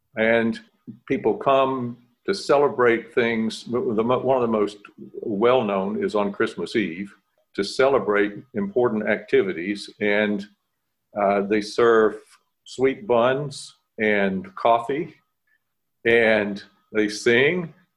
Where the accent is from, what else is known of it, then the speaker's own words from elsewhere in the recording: Winston-Salem, North Carolina, United States; I grew up outside of Winston-Salem.